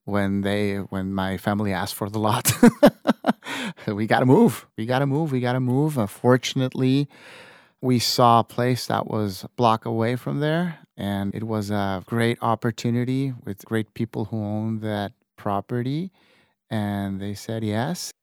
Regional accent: Tijuana, Baja California, Mexico; also born or lived in San Diego; I was born in San Diego, like you said. Uh, it's very, uh, common for my generation, seventy something, to be born in San Diego and, and being, uh, uh, raised in Tijuana.

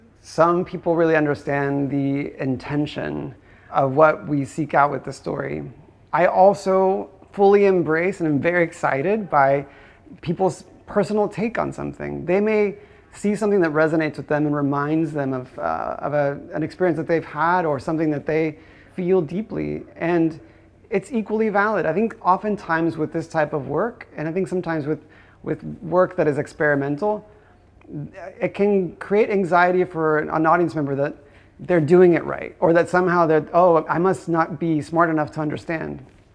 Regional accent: Guadalajara, Jalisco, Mexico; I think growing up in Guadalajara, my impressions of it, I think I must have seen some El Santo movie.

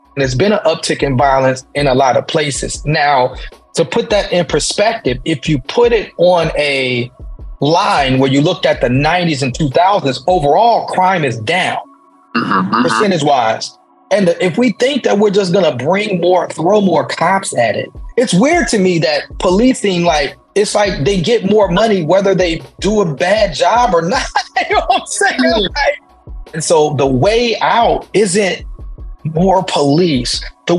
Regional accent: Chicago, Illinois, United States; moved away; also born or lived in Pittsburgh, Pennsylvania; I'm currently in New Orleans, but I'm originally from Chicago, Illinois, Southside specifically. And the city that I do my work out of is Pittsburgh, Pennsylvania.

